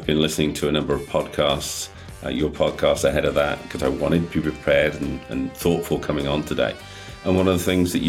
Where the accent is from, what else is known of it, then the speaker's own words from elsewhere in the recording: United Kingdom; we're British